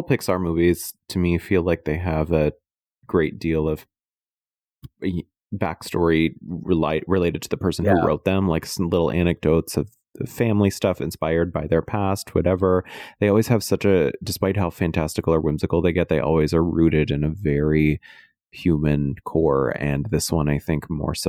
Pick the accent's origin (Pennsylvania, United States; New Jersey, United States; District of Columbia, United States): Pennsylvania, United States; Western; I'm from Western Pennsylvania